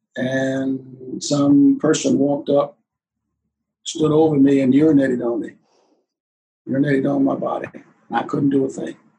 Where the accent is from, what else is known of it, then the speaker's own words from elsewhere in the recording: Bishopville, South Carolina, United States; now in Virginia, United States; I come back from Bishopville, I, you know, they're trying to get me to move back home